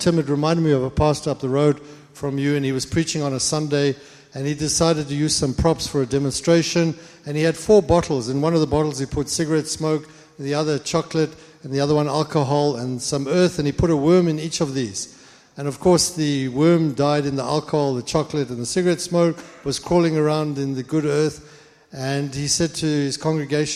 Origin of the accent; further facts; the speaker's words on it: Nairobi, Kenya; now in Dallas, United States; I was born in Nairobi, Kenya